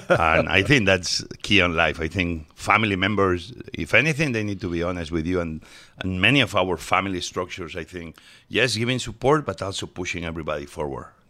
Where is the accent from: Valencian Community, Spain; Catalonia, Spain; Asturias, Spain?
Asturias, Spain; Mieres; English is a second language; now in United States; I was born in Asturias, uh, mining area, in a tiny town called Mieres, and it's northern Spain. Yep, uh, uh, super green.